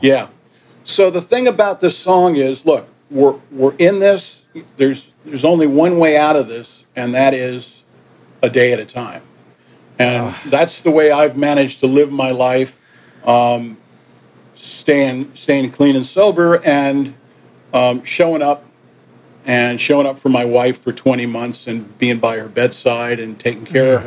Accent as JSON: {"language": "English", "town": "Yonkers", "region": "New York", "country": "United States", "tie": "born or raised there", "also_born_or_lived": "Manhattan / Miami / Puerto Rico / Port-au-Prince, Haiti", "said": "when we went back to New York, um, I was raised in Yonkers"}